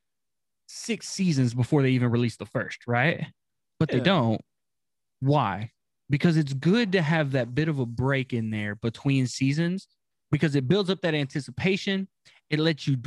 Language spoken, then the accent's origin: English; Texas, United States; I grew up in Texas